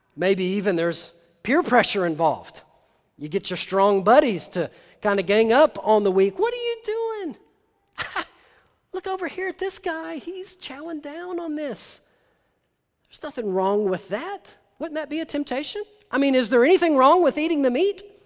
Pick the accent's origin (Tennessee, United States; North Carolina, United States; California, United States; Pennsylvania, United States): Tennessee, United States; I'm from Tennessee